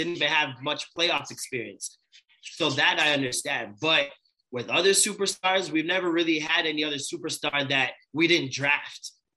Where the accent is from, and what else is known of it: Toronto, Ontario, Canada